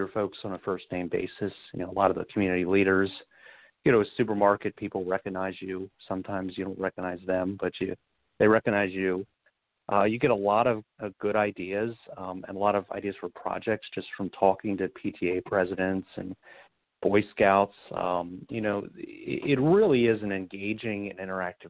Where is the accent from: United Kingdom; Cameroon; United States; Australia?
United States; Baltimore County, Maryland; I grew up in Baltimore County in the 1980s